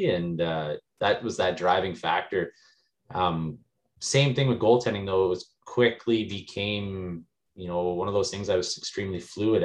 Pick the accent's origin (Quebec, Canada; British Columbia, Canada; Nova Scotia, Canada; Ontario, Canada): Ontario, Canada; Kirkland Lake; also born or lived in Englehart, Ontario; I was born and raised in Kirkland Lake, Ontario